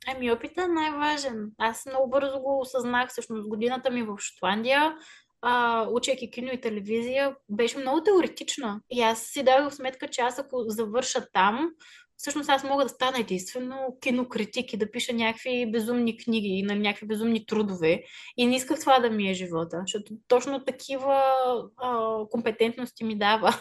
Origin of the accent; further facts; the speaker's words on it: Sofia, Sofia City, Bulgaria; moved away as an adult; also born or lived in Yablanitsa (mother's origin); now in United States; Аз съм от София